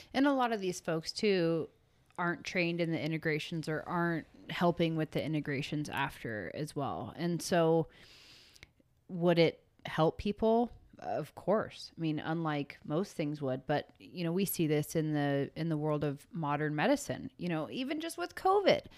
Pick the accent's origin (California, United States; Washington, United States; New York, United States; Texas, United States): California, United States; San Francisco Bay Area; I grew up in San Francisco Bay in the rave era.